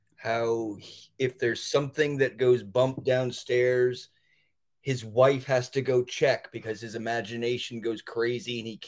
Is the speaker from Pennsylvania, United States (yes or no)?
no; Auburn, Maine, United States; I'm from a city called Auburn, Maine.